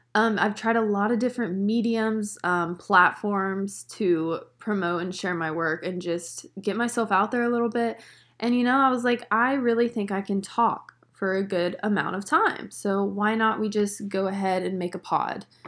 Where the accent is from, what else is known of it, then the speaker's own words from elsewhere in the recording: North Carolina, United States; now in Long Island, New York, United States; I am originally from, can you guess it? Can you guess it from my little accent that everyone says I have? I honestly don't hear it. But I'm from North Carolina